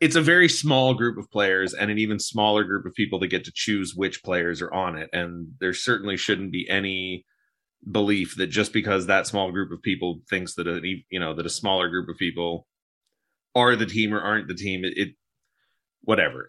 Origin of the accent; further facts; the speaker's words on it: United States; we're all American